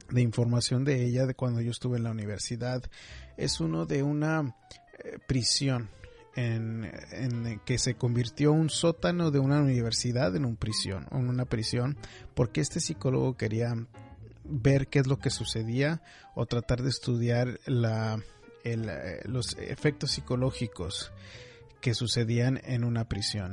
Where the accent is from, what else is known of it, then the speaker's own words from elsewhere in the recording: McAllen, Texas, United States; now in Houston, United States; Yo en lo personal crecí en McAllen, me crié en McAllen